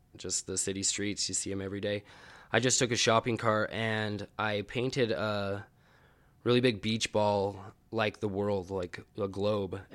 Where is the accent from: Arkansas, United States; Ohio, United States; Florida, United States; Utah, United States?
Utah, United States; Ogden; I grew up in Ogden and I'm an artist